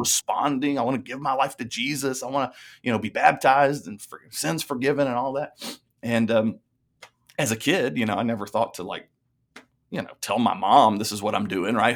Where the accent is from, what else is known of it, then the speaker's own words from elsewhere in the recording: Lebanon, Tennessee, United States; I grew up in Lebanon, Tennessee, uh, a little small town then